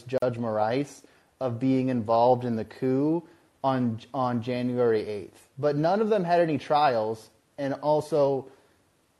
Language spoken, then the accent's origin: English; United States; I'm an American.